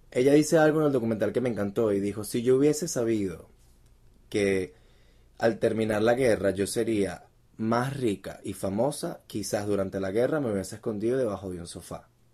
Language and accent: Spanish; Venezuela; como buen venezolano